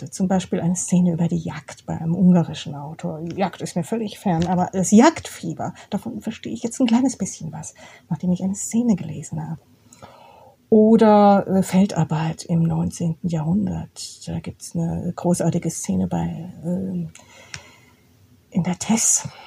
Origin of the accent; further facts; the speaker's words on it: Karlsruhe, Baden-Württemberg, Germany; Ich bin ja in der Provinz aufgewachsen. Das hört jetzt hier unsere Stadt Oberhausen nicht gern, aber Karlsruhe ist schon Provinz.